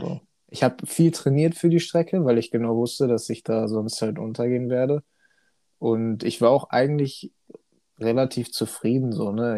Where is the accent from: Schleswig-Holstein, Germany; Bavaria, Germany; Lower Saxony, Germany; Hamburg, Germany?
Lower Saxony, Germany; Hanover; komme oh. aus dem wunderschönen Hannover